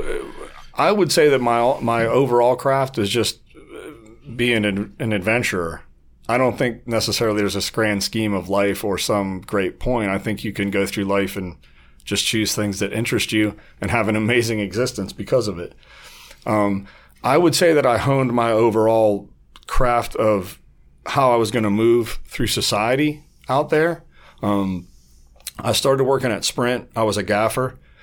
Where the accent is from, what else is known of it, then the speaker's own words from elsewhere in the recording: Warren, Ohio, United States; moved away as an adult; also born or lived in Las Vegas; I was born on the west side of Warren, um, on Westwood. And, uh, I had a typical, you know, middle class upbringing